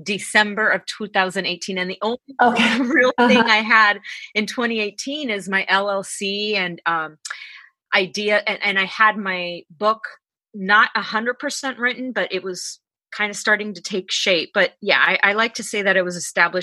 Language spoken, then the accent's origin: English; Los Angeles, California, United States; I'm from Los Angeles, California